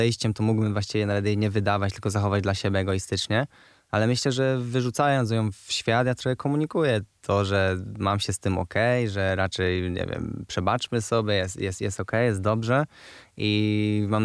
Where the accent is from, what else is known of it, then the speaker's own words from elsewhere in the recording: Poznań, Greater Poland, Poland; jestem, z, jestem z Wildy, z Poznania i tam zawsze było, się, się nie żegnam, lepiej się witać.